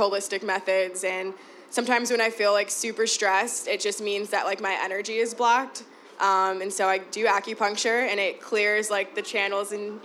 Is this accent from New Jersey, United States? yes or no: no; Chicago, Illinois, United States; I'm born and raised here. I've always lived in the city. I was born in Bronzeville, but I moved to Humboldt Park when I was about, like, 9, so I pretty much was raised there.